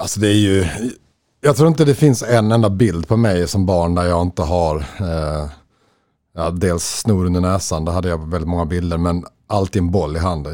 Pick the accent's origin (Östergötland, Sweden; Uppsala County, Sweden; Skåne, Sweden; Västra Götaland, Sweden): Skåne, Sweden; Löddeköpinge; also born or lived in Stockholm, Sweden / Lund, Sweden; i Löddeköpingen där vi växte upp